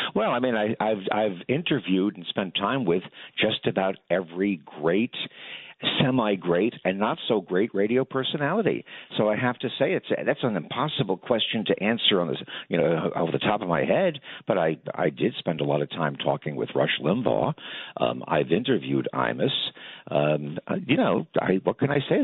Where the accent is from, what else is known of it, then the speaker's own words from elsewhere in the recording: New York, United States; I grew up in New York